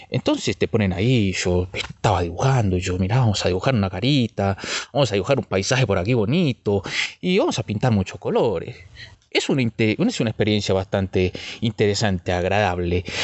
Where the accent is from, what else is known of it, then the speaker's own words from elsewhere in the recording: Buenos Aires, Argentina; Una vez estuve, una vez estuve allá en Buenos Aires, de donde vengo.